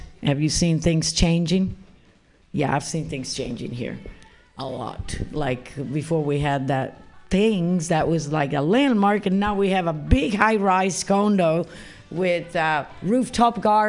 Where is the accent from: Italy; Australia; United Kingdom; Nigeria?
Italy; moved away as an adult; also born or lived in Arizona, United States; now in San Francisco, United States; I was born in Italy originally, and when I moved to the United States